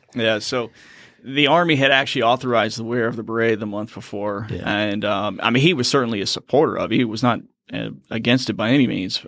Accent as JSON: {"language": "English", "town": "Richmond", "region": "Virginia", "country": "United States", "tie": "born or raised there", "also_born_or_lived": "Quincy, Massachusetts / Fort Leavenworth, Kansas", "moved": "as an adult", "lives_now": "North Carolina, United States", "said": "I'm actually originally from Quincy, Massachusetts, moved down and kind of raised in Richmond, Virginia area"}